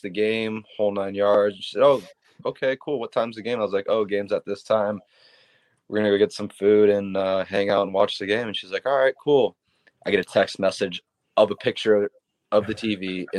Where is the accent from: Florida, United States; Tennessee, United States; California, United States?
Florida, United States; Tampa; I'm from Tampa. It's my hometown